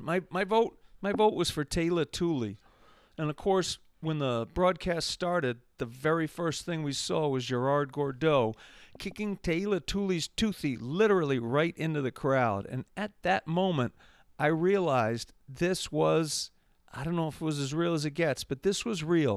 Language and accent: English; Massachusetts, United States; my home state of Massachusetts, USA